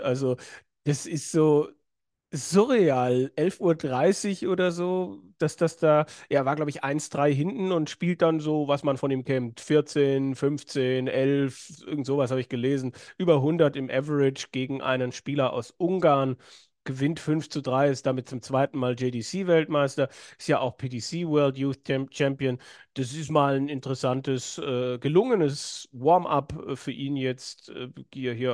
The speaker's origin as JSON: {"language": "German", "region": "Swabia", "country": "Germany", "said": "Ich als Schwabe"}